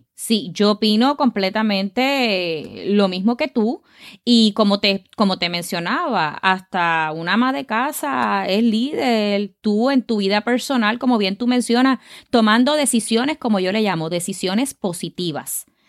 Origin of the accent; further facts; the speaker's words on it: Caguas, Puerto Rico; nací en Caguas, Puerto Rico, así que soy boricua de pura cepa.